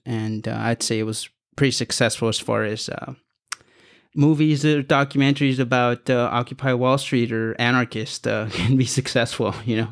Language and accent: English; Los Angeles, California, United States; I'm from Los Angeles in San Fernando Valley